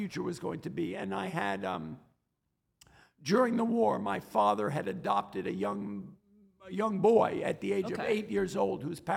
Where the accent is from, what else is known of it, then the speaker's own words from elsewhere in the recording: New York City, New York, United States; I grew up in New York City. My parents are Holocaust survivors